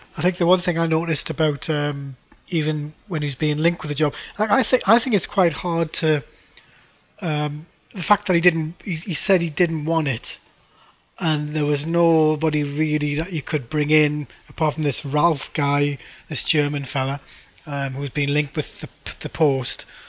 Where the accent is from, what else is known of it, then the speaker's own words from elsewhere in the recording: Gateshead, North East England, United Kingdom; I'm from Gateshead